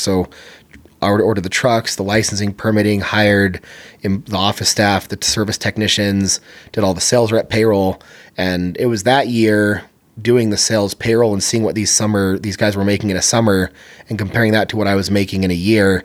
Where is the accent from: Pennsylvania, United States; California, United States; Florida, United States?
California, United States; San Bernardino; moved away; I grew up in San Bernardino, California.